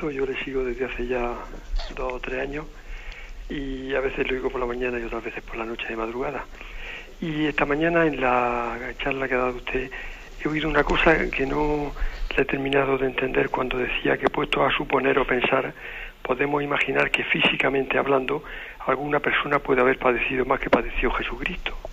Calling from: Madrid, Community of Madrid, Spain; Soy … de Madrid.

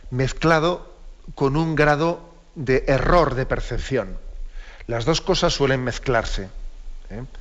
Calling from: Castellón, Valencian Community, Spain; Buenos días … de Castellón.

